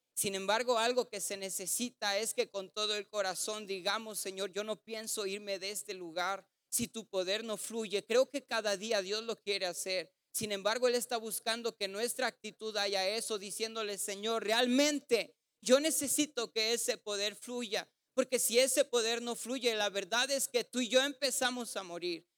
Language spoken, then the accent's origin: Spanish; Ciudad Juárez, Chihuahua, Mexico; somos de Juárez